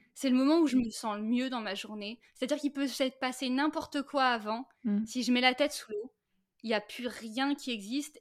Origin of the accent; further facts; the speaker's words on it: Brittany, France; also born or lived in Saint-Malo; now in Finistère, France; Je suis née à Saint-Malo mmh et j'ai grandi après euh, entre euh, l'île-et-Vilaine et les Côtes d'Armor